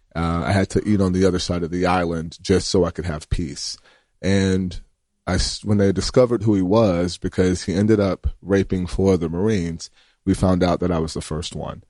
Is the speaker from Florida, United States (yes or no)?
yes; Graceville, Florida, United States; I'm from Graceville, Florida, which is, uh, a small town